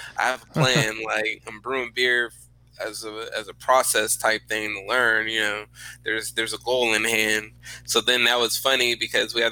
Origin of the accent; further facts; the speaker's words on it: Sacramento, California, United States; now in Texas, United States; I'm originally from Sacramento, California.